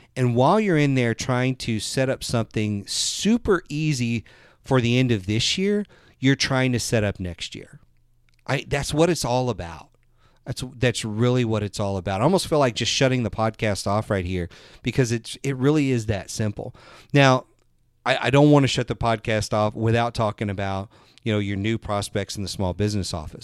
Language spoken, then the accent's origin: English; the South, United States; I'm from the South